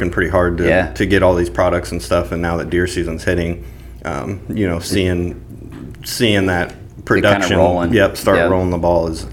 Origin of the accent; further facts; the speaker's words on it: Warrensburg, Missouri, United States; I grew up in Warrensburg, Missouri, and grew up on a family farm, hunting, fishing